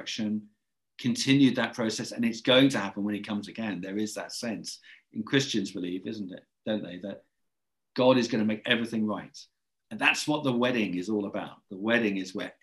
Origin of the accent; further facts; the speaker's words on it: England, United Kingdom; accent: English; I should apologize for my English accent